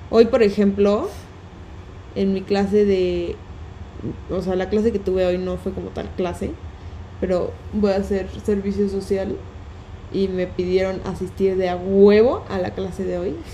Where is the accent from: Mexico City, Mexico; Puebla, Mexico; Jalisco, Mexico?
Mexico City, Mexico; también nos dijeron, quítense esa idea como chilanga de que porque en la Ciudad de México sirve, ahí de a huevo va a tener que funcionar.